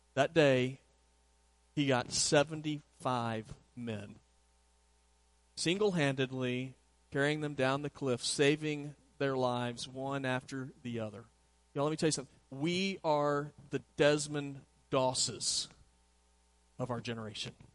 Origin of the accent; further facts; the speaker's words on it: Southwest, United States; my sister's here, and we grew up in the Southwest